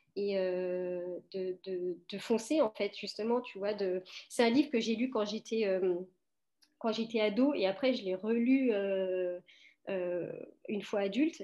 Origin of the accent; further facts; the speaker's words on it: France; also born or lived in Portugal; je suis née en France, Euh, je suis née en France, mais mes parents, euh, sont portugais tous les deux.